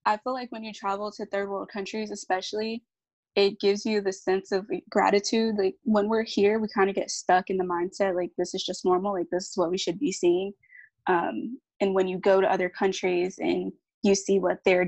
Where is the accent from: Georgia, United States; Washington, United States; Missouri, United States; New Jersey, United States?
Georgia, United States; Atlanta; now in Miami, United States; I'm from North Atlanta, Georgia